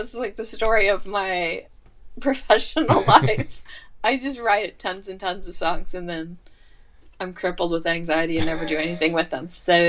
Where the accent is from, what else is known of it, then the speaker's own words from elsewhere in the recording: Liberal, Kansas, United States; also born or lived in Colorado / Pittsburgh; now in California, United States; I got a guitar when I was 16 and growing up in Liberal, Kansas, but I didn't really play it. And then when I moved to Colorado